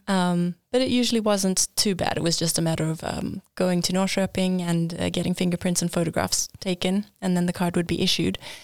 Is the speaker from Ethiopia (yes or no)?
no; Johannesburg, Gauteng, South Africa; moved away as an adult; now in Linköping, Sweden; I am from South Africa. I grew up in Johannesburg and, uh, studied there